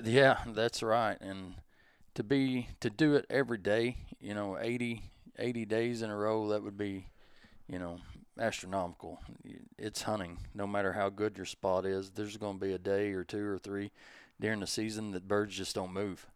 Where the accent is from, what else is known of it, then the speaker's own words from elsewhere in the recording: Advance, Missouri, United States; I'm from Southeast Missouri, little bitty town called Advance.